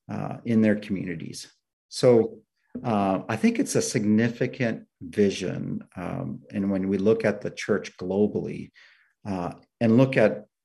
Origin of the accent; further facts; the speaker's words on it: Prince George, British Columbia, Canada; also born or lived in Nepal / Finland; I grew up in Prince George, BC.